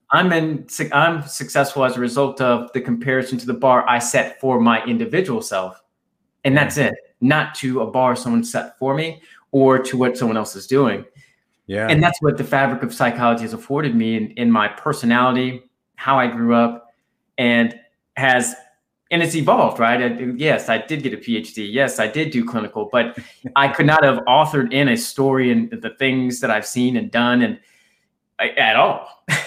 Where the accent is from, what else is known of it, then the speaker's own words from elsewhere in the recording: right outside Washington D.C., Virginia, United States; I grew up in in Virginia, right outside Washington D.C. Uh, here in the U.S.